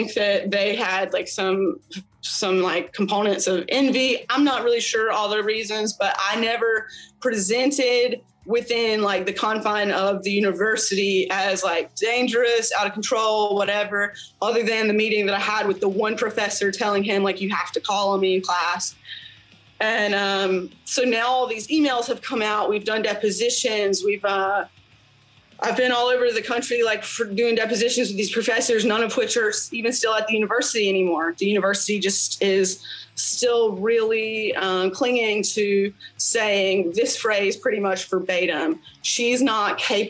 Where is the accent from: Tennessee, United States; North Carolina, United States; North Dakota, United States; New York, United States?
North Carolina, United States; I'd gone to another city in North Carolina, Greensboro, which is like 3 or 4 hours away from my hometown